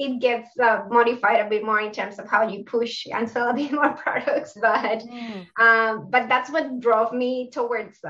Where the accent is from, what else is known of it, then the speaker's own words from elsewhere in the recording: Bogotá, Colombia; accent: South American; English is a second language; moved away as an adult; now in Melbourne, Australia; My accent is from South America, so I'm from Colombia. I was born in Bogota, Colombia, but I've been living in Melbourne for 9 years now